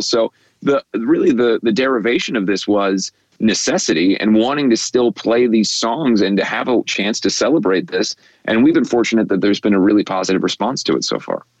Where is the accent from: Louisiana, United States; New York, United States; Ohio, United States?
Ohio, United States; Cincinnati; we did not have an NBA team uh, growing up in Cincinnati